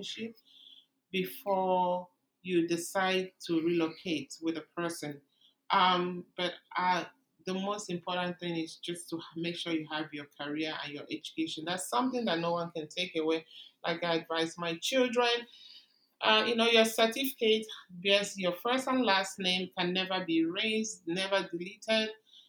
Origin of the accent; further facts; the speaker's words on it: Nigeria; moved away as an adult; now in Canada; I came from Nigeria